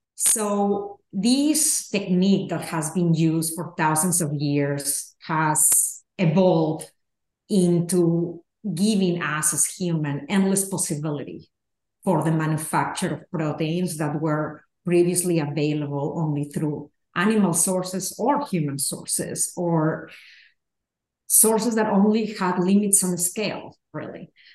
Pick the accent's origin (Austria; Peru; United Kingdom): Peru; moved away; I grew up in Peru